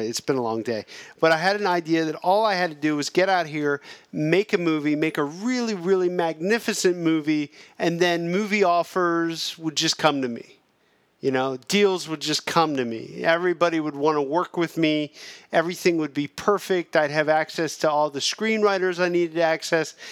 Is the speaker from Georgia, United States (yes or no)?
no; Pennsylvania, United States; moved away as an adult; also born or lived in New York; now in Los Angeles, United States; we're both from the same, uh, hillbilly small town in Pennsylvania